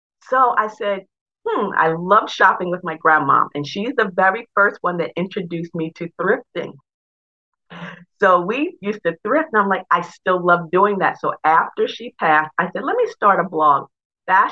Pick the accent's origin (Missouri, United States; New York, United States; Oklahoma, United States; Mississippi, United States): New York, United States; moved away as an adult; also born or lived in Delaware; I'm originally from New York